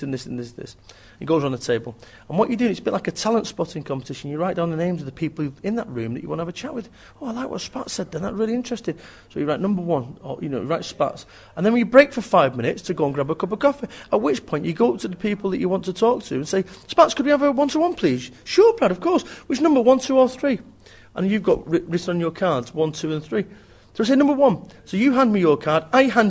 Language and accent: English; Manchester, North West England, United Kingdom; I'm from Manchester